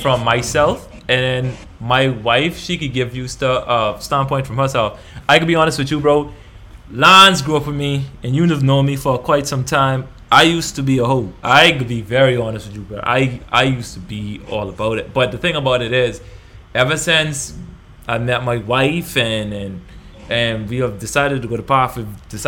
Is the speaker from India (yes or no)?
no; Bahamas; moved away; the country that we grew up in the Bahamas